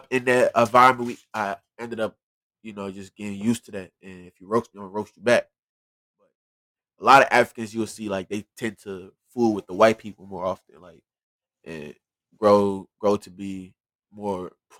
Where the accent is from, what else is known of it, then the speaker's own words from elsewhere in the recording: Liberia; also born or lived in Sierra Leone; Look, I was born in Freetown, Sierra Leone, but I'm Liberian.